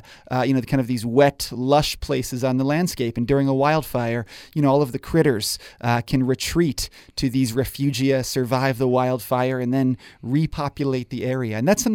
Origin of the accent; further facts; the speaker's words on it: New York, United States; I grew up in New York and spent a lot of time watching them build and swim and tail slap in upstate New York.